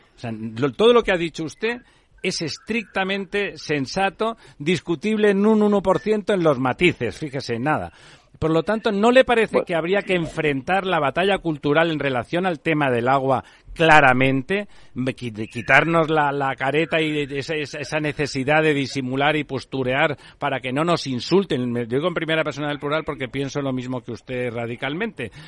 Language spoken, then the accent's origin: Spanish; Catalonia, Spain; sobre mi tierra, en Cataluña